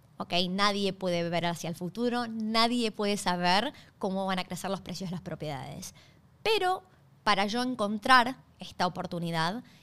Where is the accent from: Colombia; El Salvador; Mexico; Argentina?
Argentina; moved away as an adult; now in Australia; yo soy originalmente de Argentina. Hace seis años, hoy se cumplen seis años desde que llegué a Australia